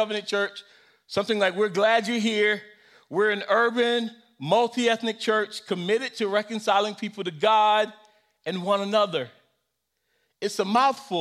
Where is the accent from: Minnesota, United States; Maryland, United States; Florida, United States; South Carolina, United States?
South Carolina, United States; I grew up in South Carolina, and we could not say lie, and so we had to say story